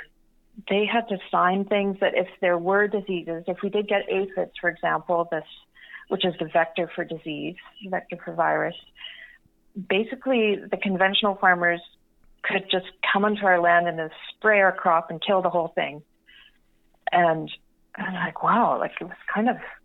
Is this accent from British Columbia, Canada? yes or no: yes; Vancouver, British Columbia, Canada; now in Pemberton, Canada; we were growing up in Vancouver